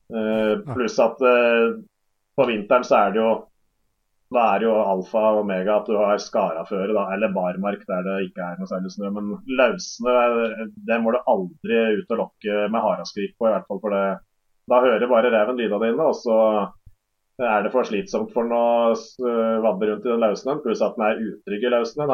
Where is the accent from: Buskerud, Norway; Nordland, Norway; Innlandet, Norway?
Innlandet, Norway; Hadeland; Hjemme på Hadeland her